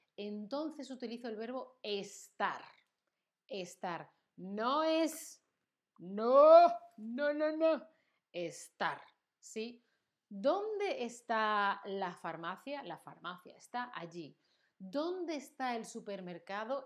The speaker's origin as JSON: {"language": "Spanish", "country": "Spain", "said": "soy española todo el tiempo"}